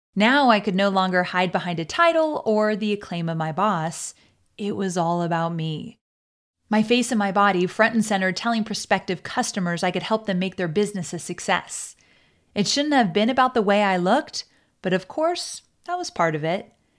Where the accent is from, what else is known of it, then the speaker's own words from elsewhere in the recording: Orange County, California, United States; Growing up in Orange County, California, I experienced a childhood that was so all-American